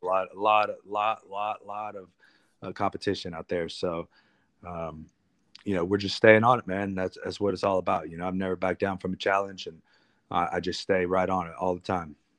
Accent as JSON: {"language": "English", "town": "Columbus", "region": "Ohio", "country": "United States", "tie": "born or raised there", "said": "my hometown in Columbus, Ohio"}